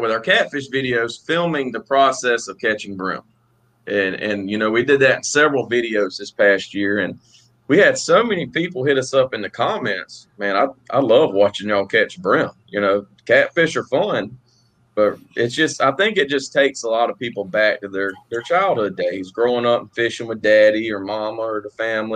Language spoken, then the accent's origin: English; Columbia, South Carolina, United States; I'm from Columbia, South Carolina.